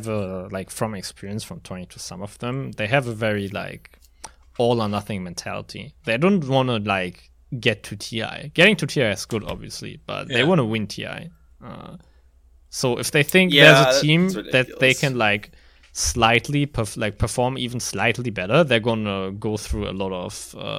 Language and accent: English; Berlin, Germany; I'm from Berlin.